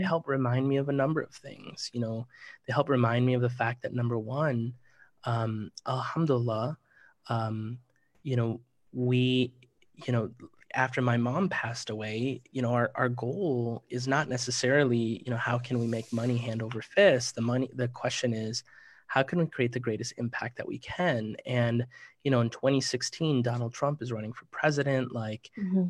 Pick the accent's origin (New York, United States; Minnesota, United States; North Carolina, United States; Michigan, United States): Minnesota, United States; Minneapolis; I grew up in Minneapolis, Minnesota